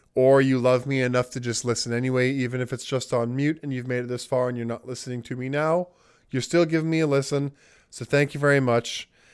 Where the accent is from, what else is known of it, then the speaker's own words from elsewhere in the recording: Jamaica; being Jamaican and we have our roots and our ties with England, even though we're independent